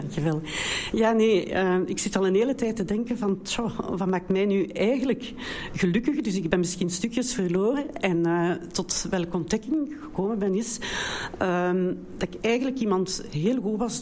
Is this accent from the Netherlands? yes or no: no; Brussels, Brussels-Capital Region, Belgium; accent: Brussels; ik kom uit België, de enige, dus een beetje een ander accent. Met een, eh, Brusselse